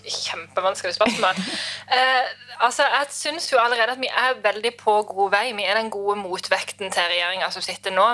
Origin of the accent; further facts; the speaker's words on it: Lista, Agder, Norway; jeg er fra Lista